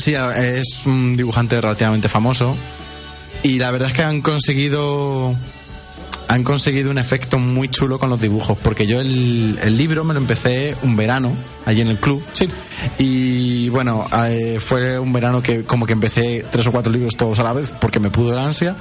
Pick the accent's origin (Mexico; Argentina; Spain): Spain; nosotros que somos de España.